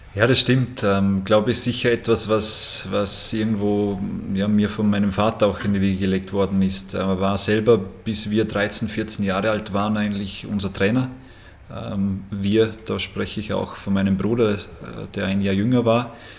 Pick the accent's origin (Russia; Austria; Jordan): Austria; bei uns in Österreich